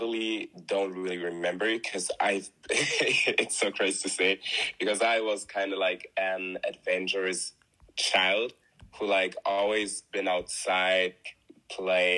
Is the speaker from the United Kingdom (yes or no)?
no; Germany; I was born in Germany, born and raised in Germany. My parents are from Congo, so I'm Congolese.